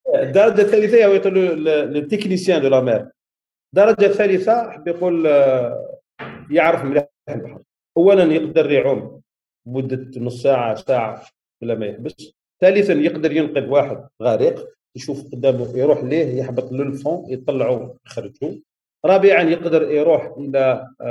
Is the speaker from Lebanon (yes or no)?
no; Algeria; احنا عندنا في الجزائر